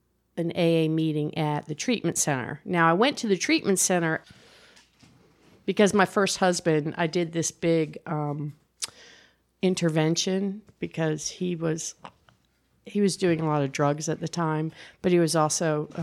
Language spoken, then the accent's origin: English; New Jersey, United States; Well, I grew up in New Jersey.